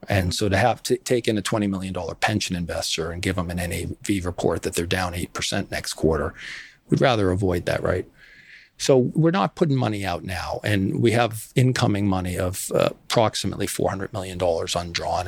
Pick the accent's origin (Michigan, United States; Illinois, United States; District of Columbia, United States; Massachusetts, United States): Massachusetts, United States; West Falmouth; I grew up in Little Armenia in West Falmouth